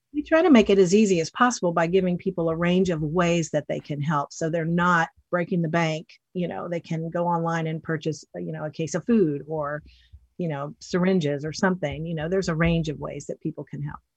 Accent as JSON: {"language": "English", "region": "Western North Carolina", "country": "United States", "tie": "born or raised there", "moved": "as an adult", "said": "I grew up in, um, Western North Carolina in the mountains in a small town that's almost in Tennessee"}